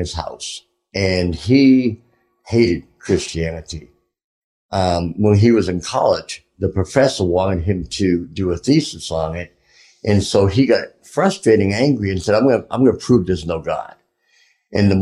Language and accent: English; Boston, Massachusetts, United States; I'm from Boston.